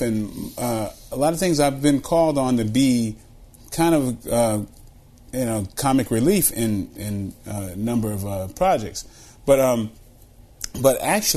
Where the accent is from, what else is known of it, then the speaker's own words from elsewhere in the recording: New York City, New York, United States; I'm growing up in Brooklyn, New York. I'm in the hood.